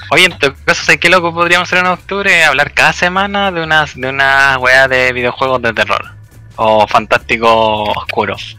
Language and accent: Spanish; Chile